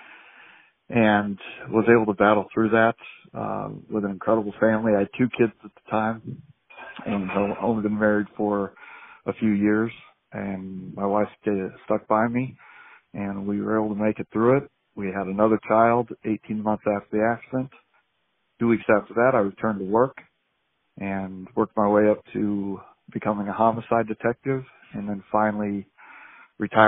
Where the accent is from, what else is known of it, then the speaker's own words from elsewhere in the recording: Phoenix, Arizona, United States; I'm from Phoenix, Arizona. Born and raised here